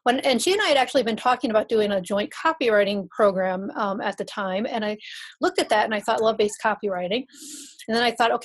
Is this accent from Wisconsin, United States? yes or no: yes; Wisconsin, United States; I grew up in Wisconsin